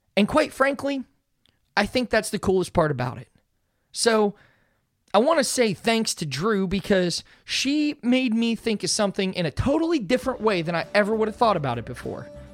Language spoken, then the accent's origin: English; Pittsburgh, Pennsylvania, United States; I'm from Pittsburgh